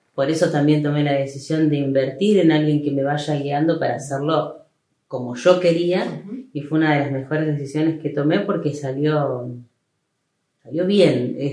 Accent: Rosario, Santa Fe, Argentina; moved away as an adult; now in El Trébol, Argentina; Yo nací en Trébol, pero hice toda mi vida en Rosario

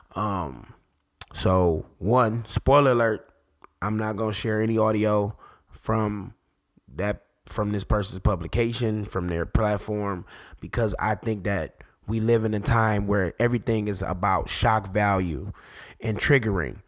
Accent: Detroit, Michigan, United States; I'm from Detroit, so I, I grew up in the era when people were getting shot for glasses

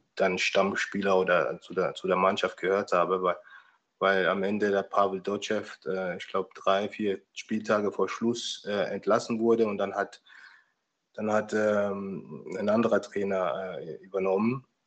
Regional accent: Rhineland-Palatinate, Germany; moved away; ich bin ja auch in der Pfalz aufgewachsen.

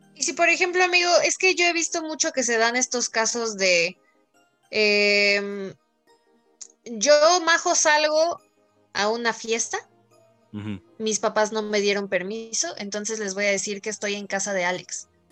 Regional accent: Mexico City, Mexico; now in State of Mexico, Mexico; yo como buena chilanga traigo casi puras leyendas de la CDMX, porque sí, eh, no sé si esto ya lo sabían. Yo nací en, en la CDMX

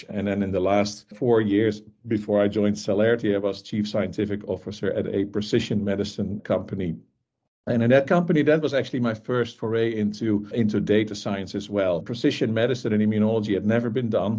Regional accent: Netherlands; I grew up in the Netherlands, as I'm sure is very obvious

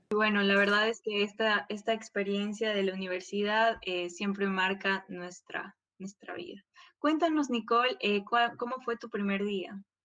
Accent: Quito, Pichincha, Ecuador; moved away; soy de Quito, no conocía a nadie de personas

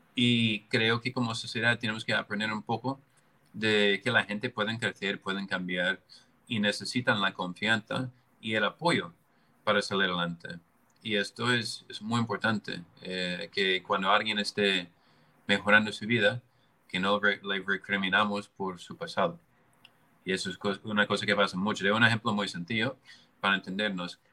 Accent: United States; moved away; Yo, yo soy americano

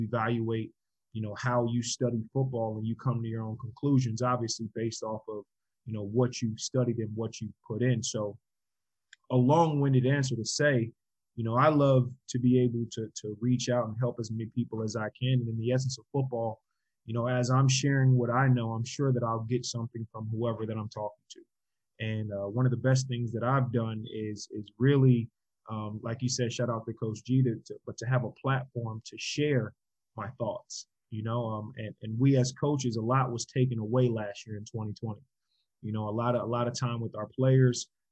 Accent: North Carolina, United States; also born or lived in New York / Georgia; I was born in New York, moved down to Georgia, lived in Georgia for 6.5 years. And then we moved to North Carolina. So whenever people ask me where I'm from, I say I'm from North Carolina because that's where I grew up.

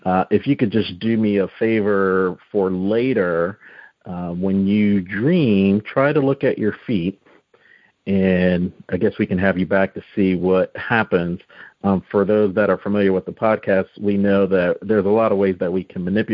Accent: New Jersey, United States; we're both from New Jersey

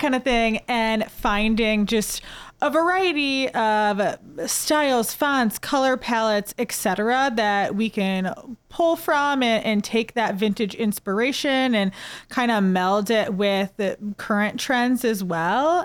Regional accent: St. Louis, Missouri, United States; also born or lived in Mobile, Alabama; growing up in Saint Louis

